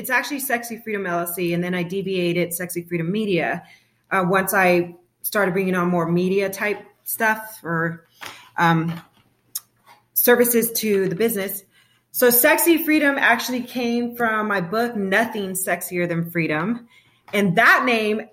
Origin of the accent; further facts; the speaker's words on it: San Bernardino County, Southern California, United States; moved away as an adult; also born or lived in Fullerton, California; now in Arizona, United States; I'm originally from Southern California, San Bernardino County. And I was raised in between Arizona and California